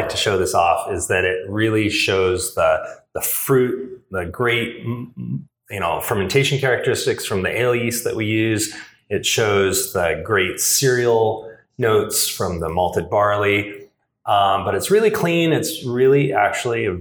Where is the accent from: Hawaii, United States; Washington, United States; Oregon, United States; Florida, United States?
Washington, United States; Seattle; moved away as an adult; now in Portland, United States; I'm originally from Seattle and grew up homebrewing in the 80s